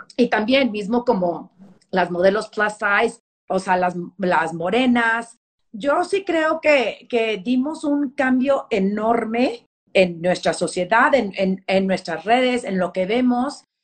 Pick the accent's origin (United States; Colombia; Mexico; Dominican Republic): United States; El Paso, Texas; moved away; also born or lived in Memphis / New York; yo crecí en, en Texas, en El Paso, iba todos los veranos a, San Luis Potosí